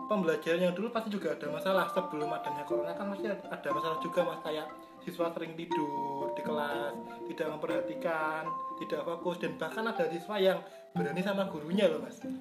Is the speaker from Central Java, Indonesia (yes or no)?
yes; Sragen, Central Java, Indonesia; now in Surakarta, Indonesia; kita bandingkan di Solo dengan daerah saya sendiri ya di Sragen itu jauh sekali mas kalau di sini kan akses internet, internet mudah sekali